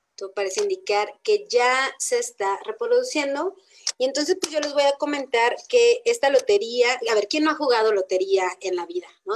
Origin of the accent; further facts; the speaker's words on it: Mexico; nosotros como mexicanos